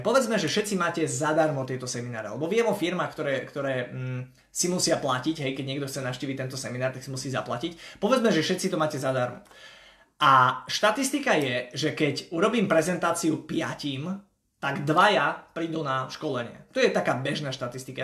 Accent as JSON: {"language": "Slovak", "town": "Košice", "region": "Košice Region", "country": "Slovakia", "said": "ja som z Košíc"}